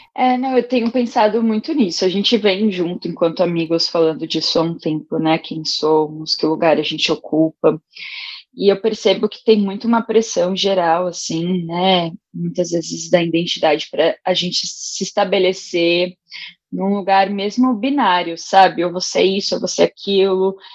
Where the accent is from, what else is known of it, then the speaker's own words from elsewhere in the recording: São Paulo, Brazil; also born or lived in Rio Grande do Norte; nasci no Rio Grande do Norte, fui criada no Itaim Paulista